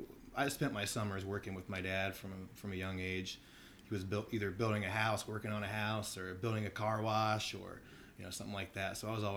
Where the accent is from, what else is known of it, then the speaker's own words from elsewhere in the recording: Mansfield, Ohio, United States; Mansfield, Ohio, which is just about an hour north of Columbus.